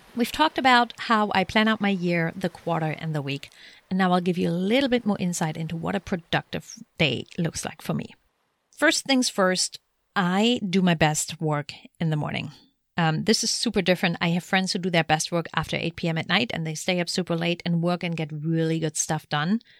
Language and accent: English; Germany; moved away; Germany, my home country